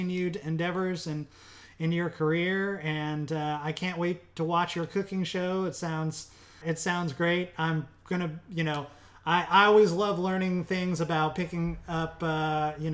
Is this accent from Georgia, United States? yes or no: no; Illinois, United States; I'm from Illinois, so it always snows. And I've woken up many Christmases with snow pushing against the door